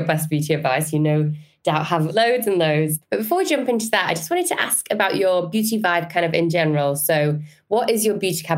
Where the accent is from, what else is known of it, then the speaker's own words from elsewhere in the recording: Yorkshire and the Humber, United Kingdom; accent: Yorkshire; My Yorkshire accent